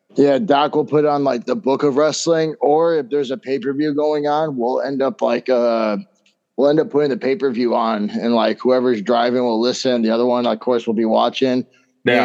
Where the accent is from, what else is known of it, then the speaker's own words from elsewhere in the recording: Indiana, United States; moved away as an adult; now in Wisconsin, United States; I'm from Indiana, so I moved out to Wisconsin